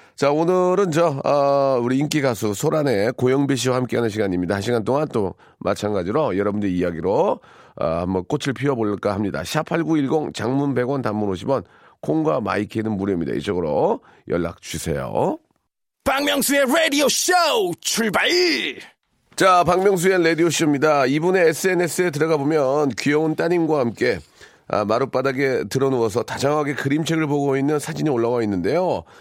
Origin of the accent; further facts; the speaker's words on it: Gunsan, North Jeolla, South Korea; 제 고향이 자랑스러운 군산의 아들이고요.